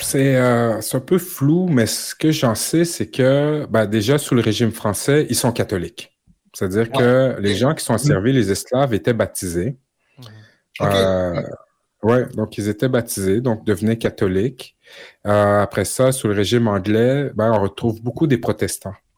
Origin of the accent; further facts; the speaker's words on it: Quebec, Canada; en tant que Québécois, en tant que Canadien